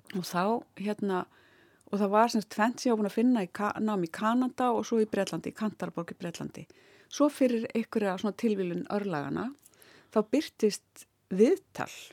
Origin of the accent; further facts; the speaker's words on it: Ísafjörður, Westfjords, Iceland; moved away as an adult; also born or lived in Reykjavík; svo fluttu við aftur 1981 þegar ég er 11 ára og e, þannig að ég var þarna frá 11 ára aldrei og fram yfir mentó